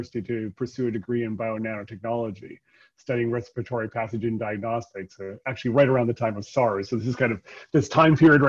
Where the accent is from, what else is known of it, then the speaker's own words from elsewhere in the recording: Calgary, Alberta, Canada; also born or lived in Vancouver; I'm born and bred in Calgary